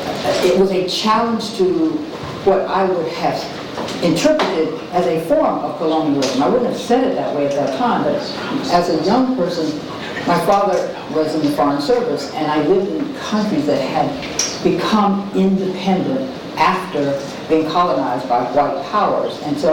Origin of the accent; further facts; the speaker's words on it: Alabama, United States; having watched the student movement unfurl in the South, because that's my home. I was from Alabama.